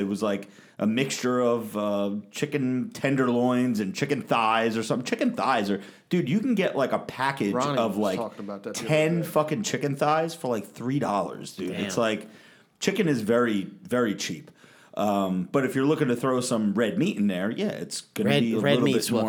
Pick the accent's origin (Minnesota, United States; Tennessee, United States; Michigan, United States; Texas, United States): Tennessee, United States; I'm from Tennessee, everybody.